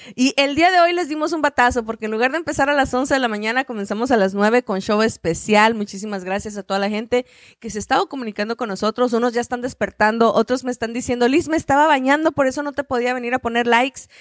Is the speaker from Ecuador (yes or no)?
no; Chihuahua, Mexico; yo soy de Chihuahua